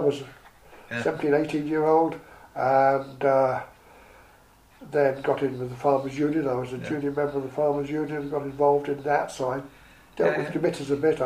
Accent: Lincolnshire, East Midlands, United Kingdom; I'm a yellow belly.

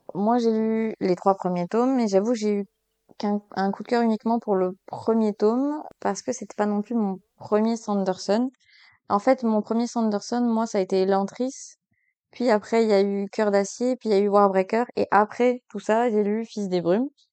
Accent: Belgium; je suis belge

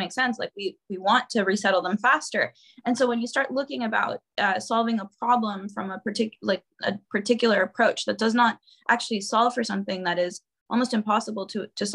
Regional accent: Honduras; my home country, Honduras, where I was living and I was born and raised

